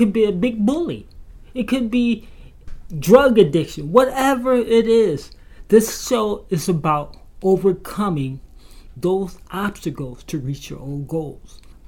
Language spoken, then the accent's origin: English; Grand Rapids, Michigan, United States; from Grand Rapids, Michigan.